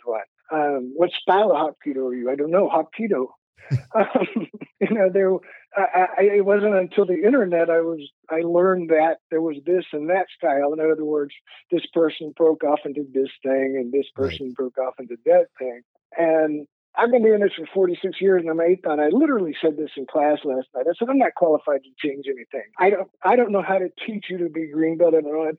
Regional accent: Texas, United States; I'm from Texas.

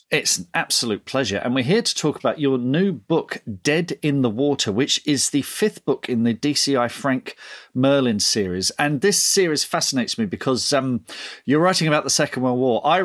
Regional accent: United Kingdom; And of course, because we're British, we discuss the weather.

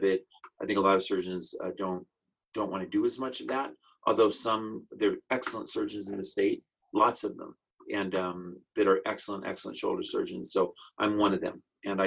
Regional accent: San Francisco, California, United States; also born or lived in Paris, France / Los Angeles, California / New York City / Birmingham, Alabama; now in Kearney, United States; originally I'm from San Francisco, California. Where I grew up, and a little bit, I grew up in Paris, France for a while as well, and spent some childhood in both Paris and San Francisco

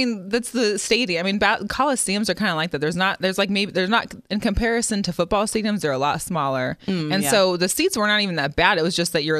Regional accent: Seattle, Washington, United States; Okay. I'm the other host here, acting too crazy today. I'm from Seattle native, and I'm a diehard Seahawks fan, mm-hmm. alumni to the University of Washington

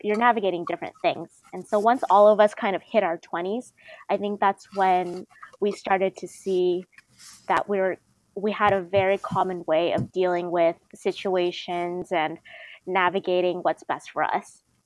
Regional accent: Bay Area, California, United States; I'm from the Bay Area, I take BART a lot

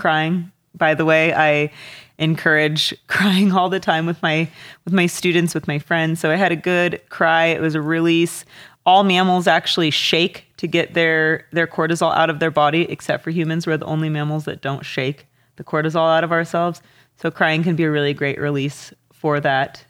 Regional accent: Walla Walla, Washington, United States; growing up in Walla Walla

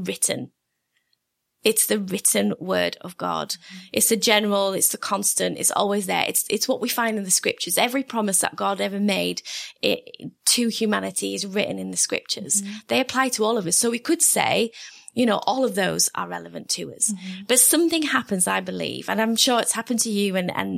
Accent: England, United Kingdom; because I'm English.

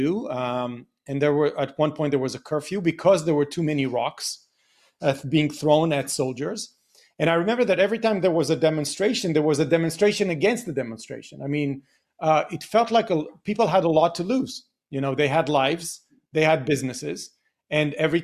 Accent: Beersheba, Southern District, Israel; I grew up in the 70s in Be'er Sheva, which is the southern part of Israel

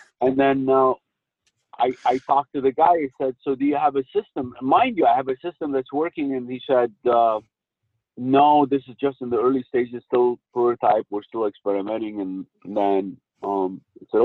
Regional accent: United States; I don't speak German. I'm an American national

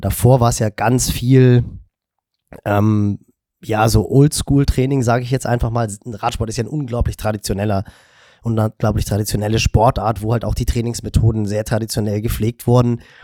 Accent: Hamburg, Germany; ich bin im Norden von Hamburg groß geworden

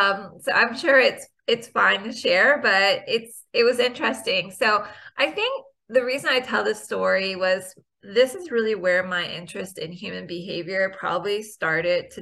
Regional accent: Richmond, Virginia, United States; my hometown of Richmond, Virginia

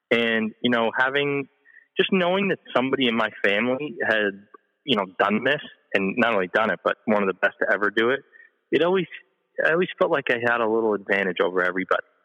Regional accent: New England, United States; Yeah, I mean, I grew up in New England, and I was a I was a pretty good player.

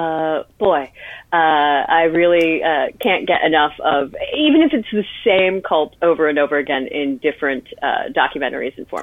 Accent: Midwest, United States; I grew up in the Midwest

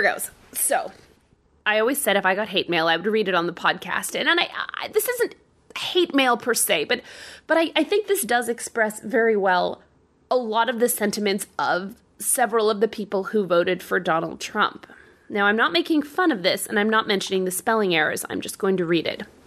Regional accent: Canada; moved away as an adult; now in United States; I can go to Canada. I'm from Canada.

